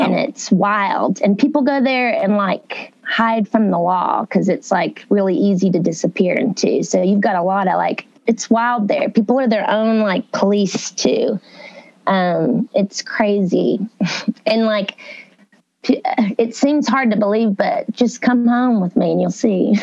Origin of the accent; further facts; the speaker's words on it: Uncertain, Texas, United States; moved away as an adult; now in Nashville, United States; I'm really from like East Texas